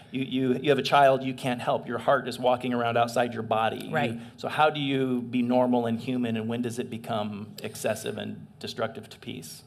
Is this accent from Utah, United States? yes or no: no; eastern Washington, United States; also born or lived in San Gabriel, California; I grew up in eastern Washington. I was born in San Gabriel, but my folks moved when I was really small.